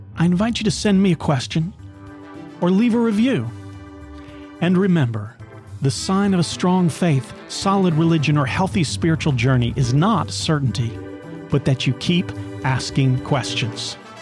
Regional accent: Knoxville, Tennessee, United States; When I was in high school, the Clarence Brown Theater in my hometown put on a production of The Music Man

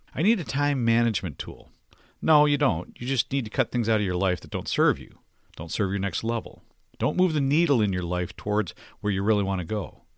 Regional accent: Detroit, Michigan, United States; also born or lived in Minnesota; My parents relocated to Detroit when I was young

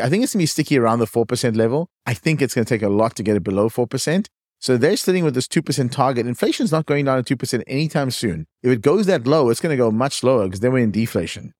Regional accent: East London, Eastern Cape, South Africa; accent: South African; moved away as an adult; also born or lived in Johannesburg, South Africa; now in California, United States; I was born in a small town called East London, but then I studied at the University of Cape Town, moved to Johannesburg

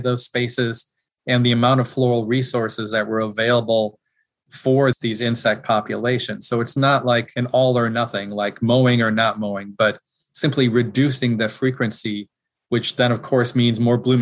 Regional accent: Wisconsin, United States; As a kid growing up in Wisconsin

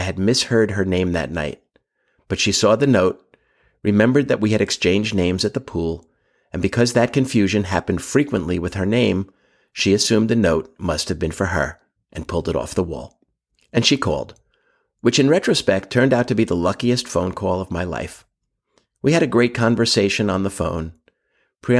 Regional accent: New York City, New York, United States; I'm Jewish, from Brooklyn. My parents were part Lithuanian, part German. I grew up in Brooklyn and Queens

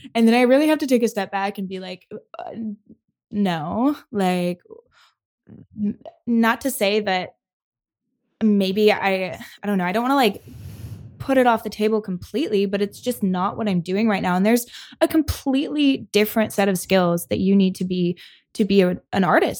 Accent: Michigan, United States; moved away as an adult; I grew up in Michigan

